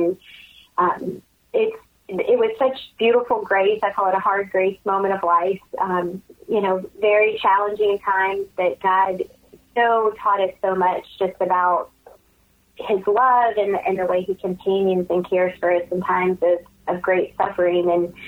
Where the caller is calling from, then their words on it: Baton Rouge, Louisiana, United States; I'm calling from Baton Rouge. I live in Louisiana